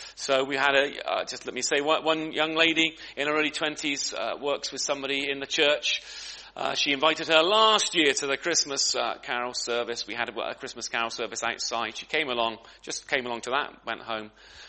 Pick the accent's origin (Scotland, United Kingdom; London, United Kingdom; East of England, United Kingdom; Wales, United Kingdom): East of England, United Kingdom; Great Ellingham; I was from Great Ellingham, and I was thinking, well, how many know where Great Ellingham is? It's in Norfolk, okay, in the middle of Norfolk, which means it's in the middle of nowhere, really. But it's a small village.